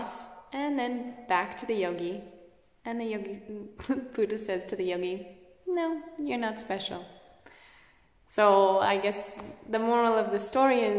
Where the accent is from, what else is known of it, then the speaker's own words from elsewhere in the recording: Canada; I'm Canadian